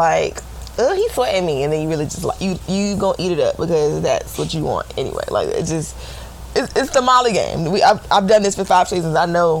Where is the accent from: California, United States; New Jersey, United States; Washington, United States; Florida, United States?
Florida, United States; I am from Florida